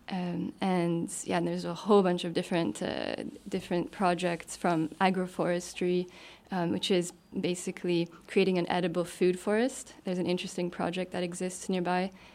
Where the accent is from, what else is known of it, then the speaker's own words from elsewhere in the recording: Canada; moved away as an adult; now in Luxembourg; I'm originally from Canada